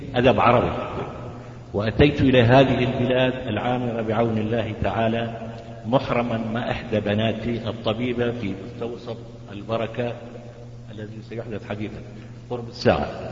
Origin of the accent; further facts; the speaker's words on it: Izra', Daraa Governorate, Syria; أنا مواطن من سوريا محافظة درعا مدينة الزرع